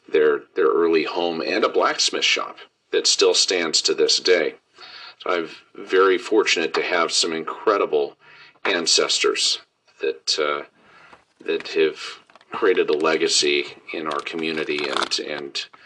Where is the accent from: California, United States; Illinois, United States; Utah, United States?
Utah, United States; Pleasant Grove; Pleasant Grove, Utah. My ancestors came from Scandinavia, from Denmark, and immigrated